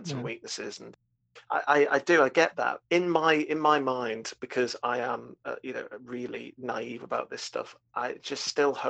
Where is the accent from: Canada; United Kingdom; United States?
United Kingdom; I'm British